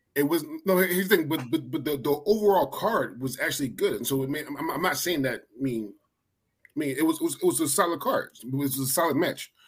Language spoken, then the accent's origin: English; Philadelphia, Pennsylvania, United States; I'm from Philly